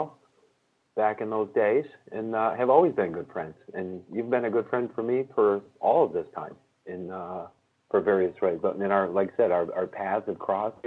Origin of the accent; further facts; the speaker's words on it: Michigan, United States; also born or lived in California; I grew up in Michigan